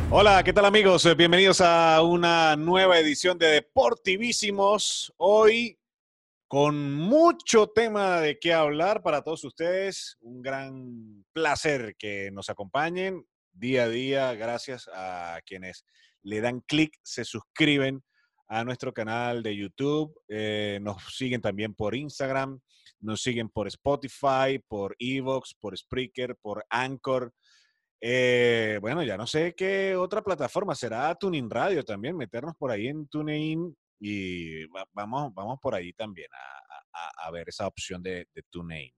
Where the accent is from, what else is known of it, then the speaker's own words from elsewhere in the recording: Andes, Venezuela; como yo que somos de los Andes